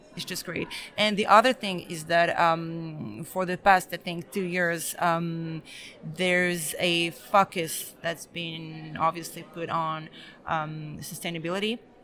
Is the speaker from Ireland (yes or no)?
no; France; also born or lived in Belgrade, Serbia; I am Serbian. I was born in Belgrade, but I grew up in France